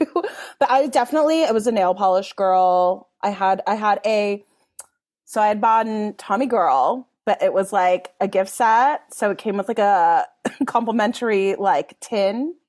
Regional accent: Los Angeles, California, United States; I grew up in Mount Washington in Los Angeles in, like, the eighties, nineties

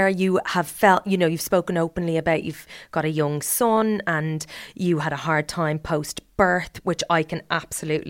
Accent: Ireland; I was brought up Catholic. I'm Irish

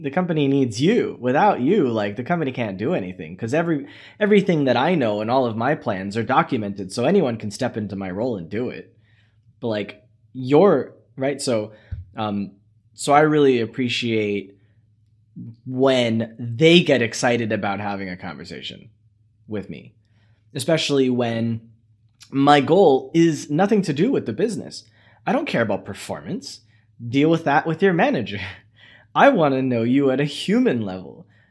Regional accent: United States; as an American

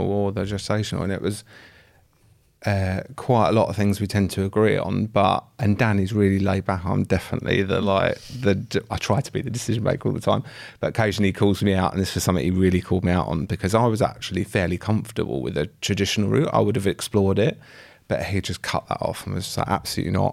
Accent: Essex, East of England, United Kingdom; I'm fr-, also from Essex

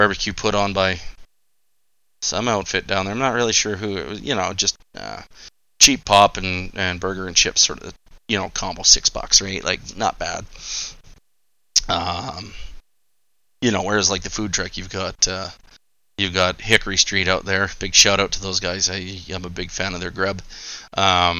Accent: Nanton, Alberta, Canada; growing up in Nanton

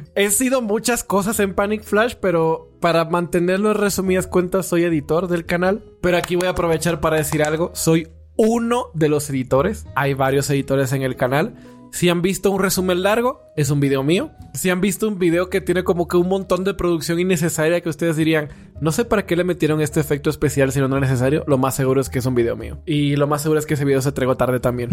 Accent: Dominican Republic

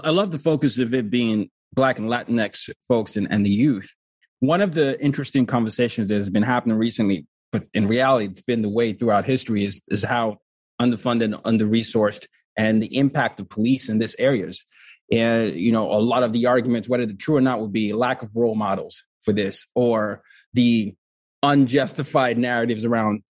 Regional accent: Nigeria; also born or lived in four continents; And so I'm, I'm from Nigeria, but I grew up black on four continents. born in Nigeria, grew up under dictatorships. Then my dad was a diplomat. We moved around a lot.

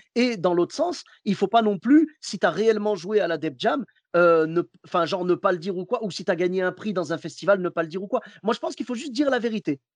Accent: Clermont-Ferrand, Auvergne-Rhône-Alpes, France; moved away; je suis de Clermont-Ferrand à la base

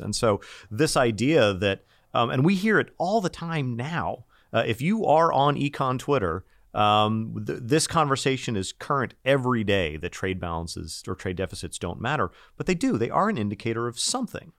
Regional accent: United States; accent: American

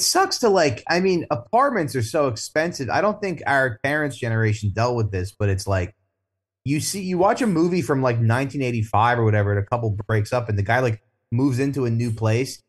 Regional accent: New Jersey, United States; moved away as an adult; now in Brooklyn, United States; I'm from Jersey originally, and, uh, I've been in Brooklyn for fifteen years

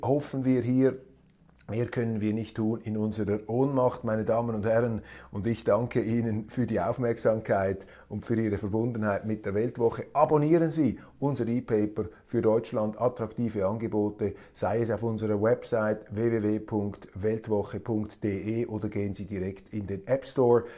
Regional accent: Switzerland; als Schweizer

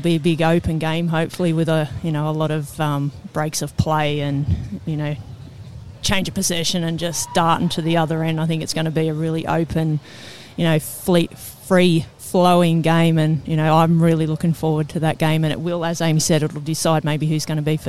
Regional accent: Australia; I don't know if we have that reputation as Aussie footballers to go that far

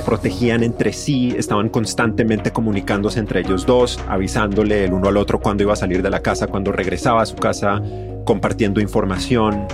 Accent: Colombia; now in Mexico; La gente encontró que yo soy colombiano, se dio cuenta de que yo soy colombiano

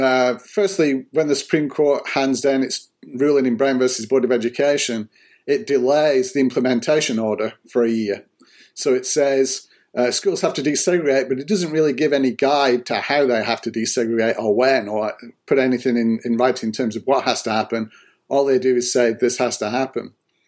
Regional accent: England, United Kingdom; moved away as an adult; now in Little Rock, United States; I grew up in the United Kingdom. I'm from England

